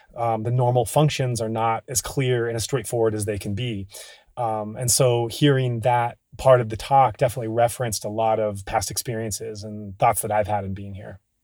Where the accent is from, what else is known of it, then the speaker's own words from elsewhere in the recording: United States; We're both American